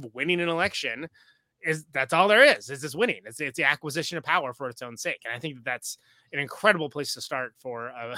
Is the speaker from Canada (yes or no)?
no; California, United States; I'm from California, which is.